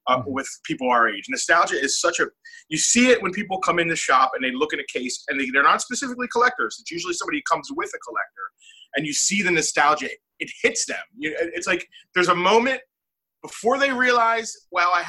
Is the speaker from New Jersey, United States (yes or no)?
yes; Brigantine, New Jersey, United States; I grew up in Brigantine on the beach. And it's a little short town, you know, it's on an island.